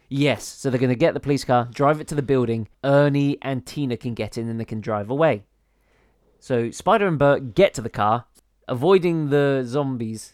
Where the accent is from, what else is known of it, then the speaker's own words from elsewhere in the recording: United Kingdom; we are British